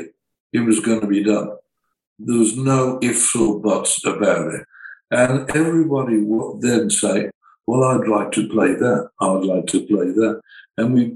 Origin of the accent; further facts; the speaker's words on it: Birmingham, West Midlands, United Kingdom; I came from Birmingham heavy engineering energy.